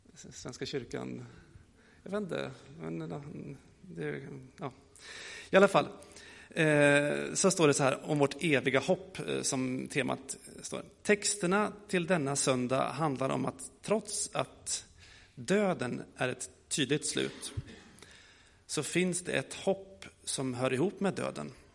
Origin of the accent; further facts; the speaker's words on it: Gästrikland, Gävleborg County, Sweden; also born or lived in Gothenburg, Sweden; now in Rimforsa, Sweden; jag kommer från Göteborg, men mina föräldrar bor i Värmland och jag är uppvuxen i Gästrikland